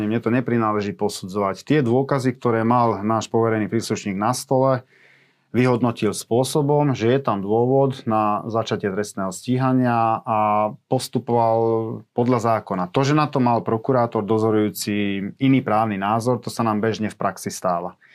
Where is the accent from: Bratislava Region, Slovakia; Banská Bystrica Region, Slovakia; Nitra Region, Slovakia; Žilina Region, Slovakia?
Nitra Region, Slovakia; Komárno; vo večerných hodinách som bol už doma v Komárne u svojich rodičov